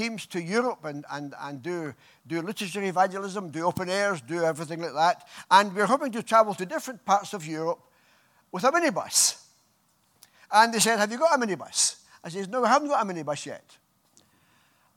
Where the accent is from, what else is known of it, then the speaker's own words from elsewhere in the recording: Scotland, United Kingdom; moved away; I come from Scotland